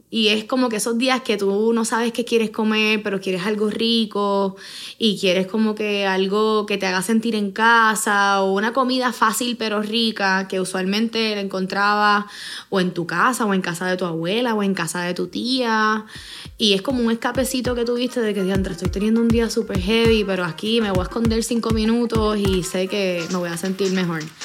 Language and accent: Spanish; San Juan, Puerto Rico; Mis papás. los dos son de Yabucoa. Pero nosotros nacimos. Yo tengo dos hermanos y son, eh, nacimos en San Juan